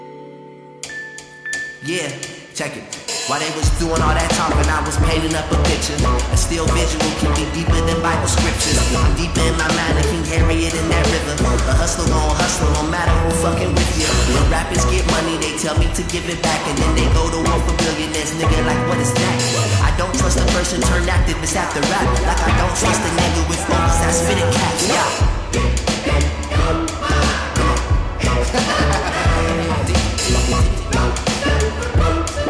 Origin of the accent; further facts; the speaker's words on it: Chicago, Illinois, United States; now in Bay Area, United States; my hometown Chicago Bulls